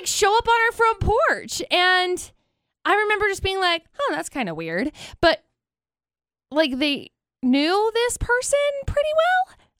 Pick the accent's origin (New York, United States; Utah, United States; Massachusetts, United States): Utah, United States; Brigham City; I grew up in Brigham City.